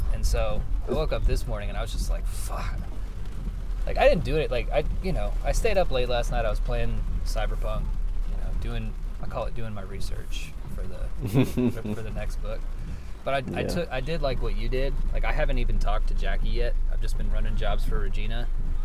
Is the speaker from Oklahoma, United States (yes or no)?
yes; Oklahoma, United States; also born or lived in Portland; I love Oklahoma. I'm not one of those people who hates where he's from